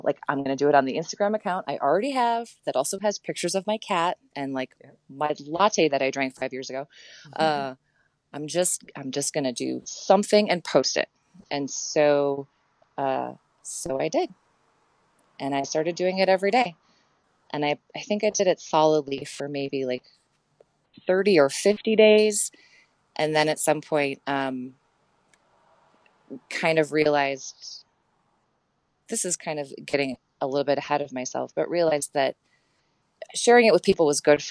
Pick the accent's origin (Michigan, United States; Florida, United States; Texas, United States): Michigan, United States; Ann Arbor; I grew up in Ann Arbor in the Midwest